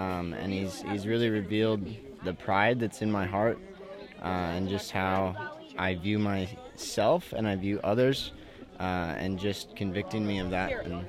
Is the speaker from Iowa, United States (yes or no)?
yes; Arthur, Iowa, United States; I'm from Arthur, Iowa.